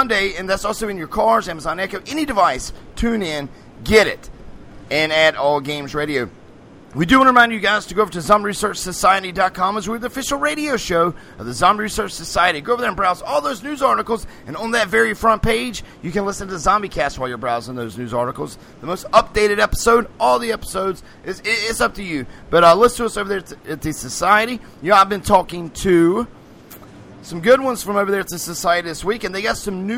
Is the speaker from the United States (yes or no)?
yes; United States; as an American